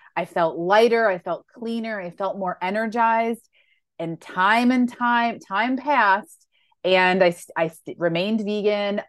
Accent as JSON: {"language": "English", "region": "Western New York", "country": "United States", "tie": "born or raised there", "said": "I grew up in Western New York"}